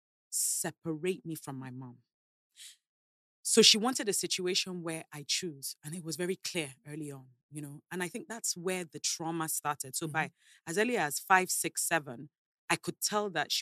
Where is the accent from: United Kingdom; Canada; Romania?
United Kingdom; London; now in Lagos, Nigeria; I moved to England when I was 8